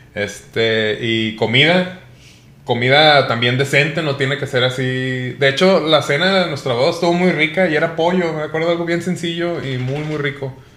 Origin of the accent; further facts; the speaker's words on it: Colima, Mexico; now in Mexico City, Mexico; yo nací en Colima